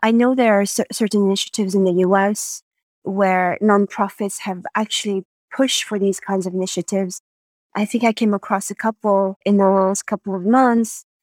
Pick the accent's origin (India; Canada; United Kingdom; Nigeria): Canada; Montreal, Quebec; moved away as an adult; also born or lived in Madagascar / Paris, France; I grew up in Canada and, and lived there from the age of five to, to twenty